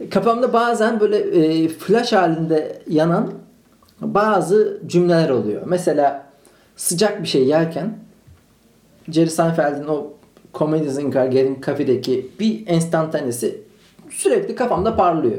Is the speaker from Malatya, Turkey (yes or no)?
yes; Malatya, Turkey; now in Istanbul, Turkey